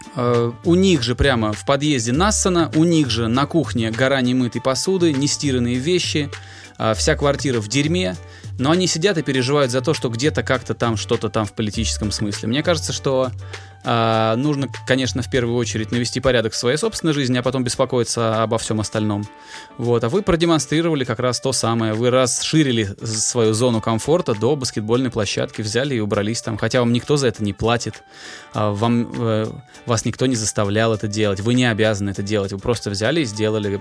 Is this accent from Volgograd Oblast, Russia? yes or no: yes; Volgograd, Volgograd Oblast, Russia; в Волгограде, откуда я родом